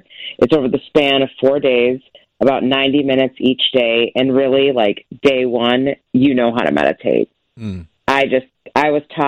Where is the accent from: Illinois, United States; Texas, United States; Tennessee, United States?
Illinois, United States; Chicago; now in Colorado, United States; born and raised in Chicago